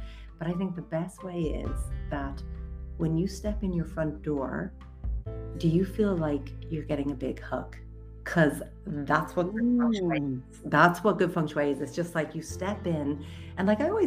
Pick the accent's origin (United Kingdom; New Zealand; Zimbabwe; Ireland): Ireland; County Wicklow; moved away as an adult; also born or lived in United States; I'm actually born and raised in Wicklow area